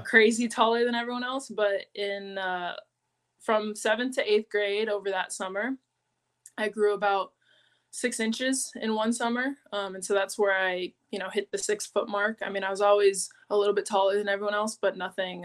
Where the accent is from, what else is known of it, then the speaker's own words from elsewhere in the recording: San Diego, California, United States; also born or lived in Monterey, California; I was born in Monterey, California, but I was raised in San Diego, California